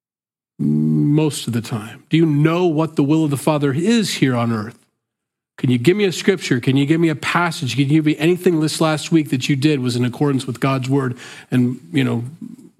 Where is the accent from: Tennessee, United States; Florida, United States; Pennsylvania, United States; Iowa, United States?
Iowa, United States; Sioux City; I'm from the Midwest, I'm from Sioux City, Iowa, just so you think I didn't come from like a coast and think, you backwards hicks. No, I'm a hick. I was born here